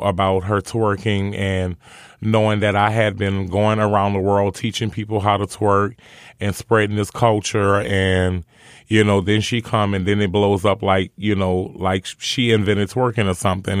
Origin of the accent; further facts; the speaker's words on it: New Orleans, Louisiana, United States; growing up in New Orleans and growing up around poverty and drugs and killings